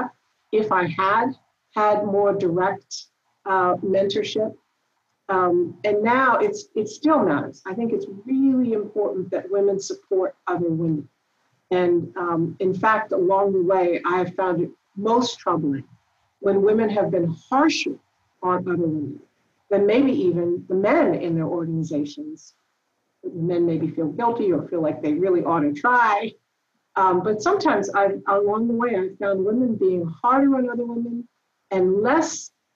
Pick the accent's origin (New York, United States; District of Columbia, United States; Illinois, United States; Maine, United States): District of Columbia, United States; Washington; moved away; I grew up in Washington, D.C.